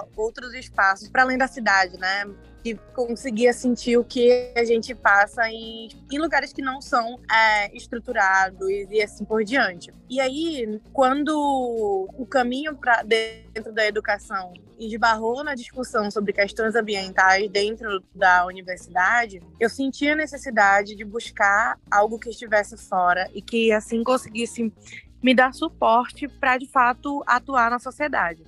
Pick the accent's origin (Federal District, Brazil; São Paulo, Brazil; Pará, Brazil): Pará, Brazil; Belém; sou de Belém, é, de Coraci, um distrito a mais ou menos uma hora da cidade de Belém